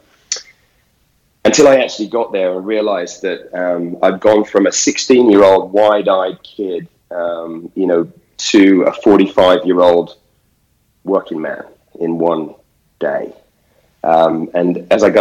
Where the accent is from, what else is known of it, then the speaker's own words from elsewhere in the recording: United Kingdom; as a British guy